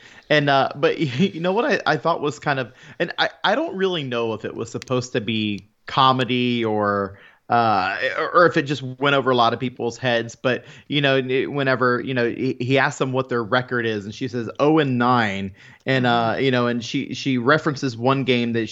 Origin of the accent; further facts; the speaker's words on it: Florida, United States; being a Florida native and born and raised in Florida